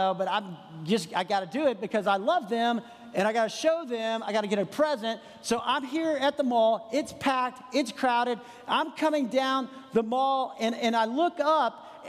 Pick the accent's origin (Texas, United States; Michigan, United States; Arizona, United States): Texas, United States; San Antonio; moved away as an adult; now in Franklin, United States; I grew up in San Antonio, Texas